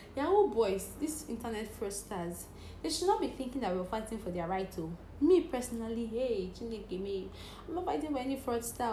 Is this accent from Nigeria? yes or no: yes; Cross River, Nigeria; English is a second language; I'm from Cross River State